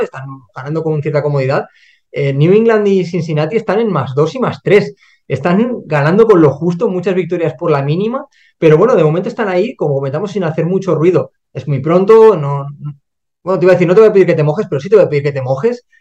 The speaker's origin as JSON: {"language": "Spanish", "country": "Spain", "said": "Primero, porque somos españoles"}